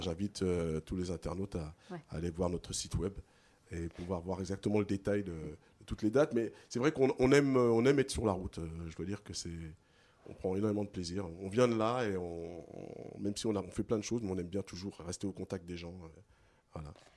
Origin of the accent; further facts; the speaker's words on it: Paris region, Île-de-France, France; also born or lived in Guadeloupe (ancestry); Je suis né en France métropolitaine, mais de parents guadeloupéens. J'ai grandi ici